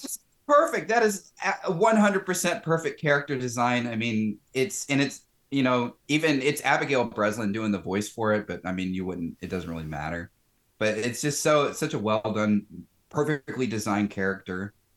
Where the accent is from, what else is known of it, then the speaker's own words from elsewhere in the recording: the South, United States; growing up in the South